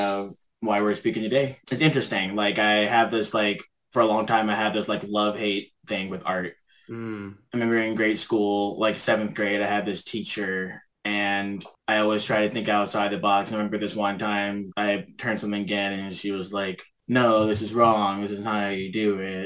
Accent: Memphis, Tennessee, United States; moved away as an adult; now in Vancouver, Canada; I was born and raised in Memphis, Tennessee, but I've been living in Vancouver for about 7.5 years now.

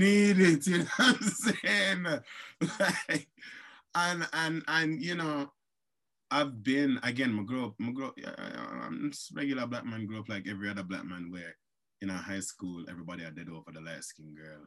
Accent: Jamaica; moved away; I grew up in Jamaica

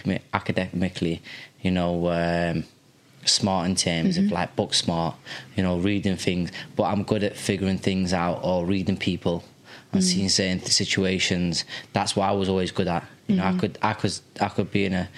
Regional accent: Liverpool, North West England, United Kingdom; also born or lived in Qatar; now in Sheffield, United Kingdom; And from the age of, it might be 4 or 5 years old when I come from Qatar. I lived in Liverpool

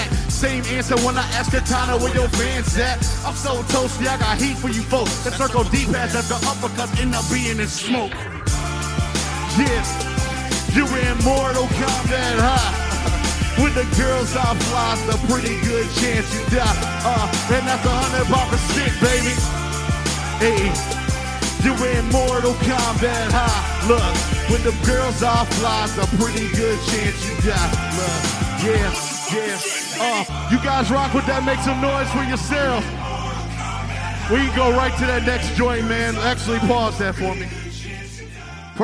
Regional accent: Detroit, Michigan, United States; I'm from Detroit

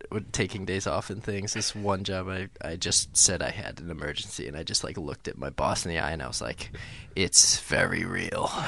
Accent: Buffalo, New York, United States; moved away; I I'm from Buffalo.

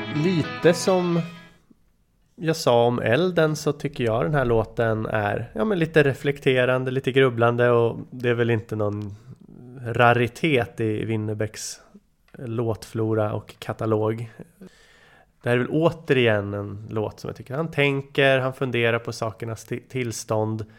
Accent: Nyköping, Södermanland, Sweden; där vi växte upp i Bryngelstorp, Nyköping.

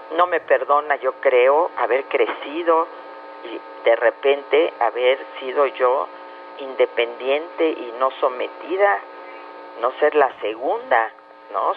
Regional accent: Mexico; como mexicanos

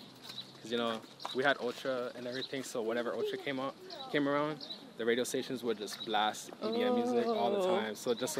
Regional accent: Miami, Florida, United States; I was born in Miami, born and raised out there.

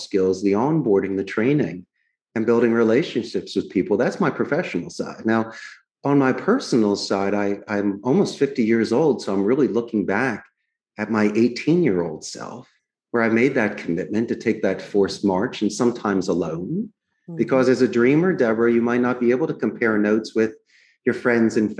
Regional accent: Philadelphia, Pennsylvania, United States; moved away as an adult; now in Costa Rica; I grew up in Northeast Philadelphia.

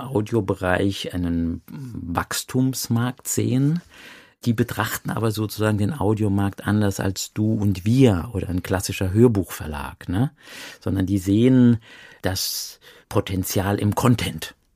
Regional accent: Saarland, Germany; ich komme ja aus dem Saarland, ich bin ja im Saarland geboren.

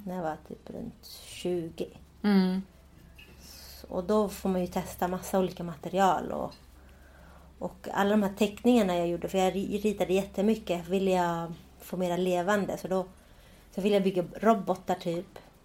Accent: Sweden; jag är ju uppväxt i Sverige

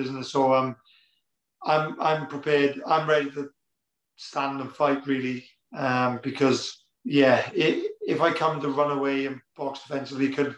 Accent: near Cardiff, Wales, United Kingdom; it's in Cardiff as well, which is basically, you know, my hometown. Well, it's not far away anyway

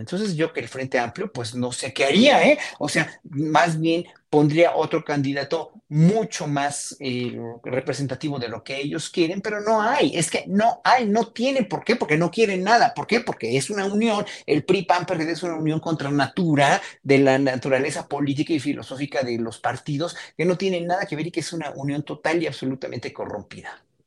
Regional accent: Mexico; como mexicanos

